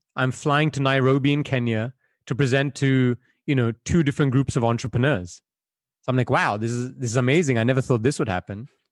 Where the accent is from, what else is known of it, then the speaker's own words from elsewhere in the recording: Belgium; moved away; I was born and raised in Belgium, where I spent most of my childhood.